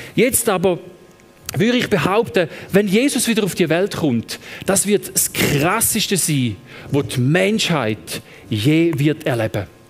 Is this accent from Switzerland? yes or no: yes; Eastern Switzerland, Switzerland; also born or lived in Thun; now in Lucerne, Switzerland; ich komme ursprünglich aus der Ostschweiz